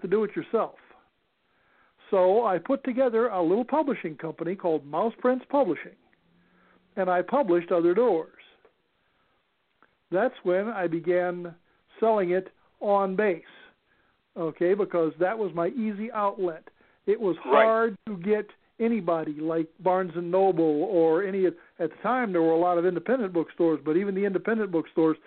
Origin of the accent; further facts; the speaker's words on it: Los Angeles, California, United States; also born or lived in Arkansas; We lived in Arkansas, and we lived in California, and then back in Arkansas, and then back in California, but ultimately then in California, in the San Fernando Valley